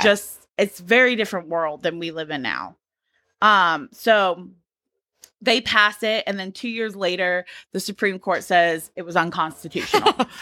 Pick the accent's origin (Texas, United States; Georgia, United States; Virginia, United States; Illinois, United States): Georgia, United States; I grew up in Georgia